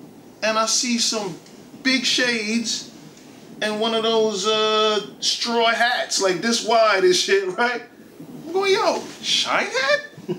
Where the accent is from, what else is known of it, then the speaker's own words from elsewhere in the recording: New York, United States; I'm from New York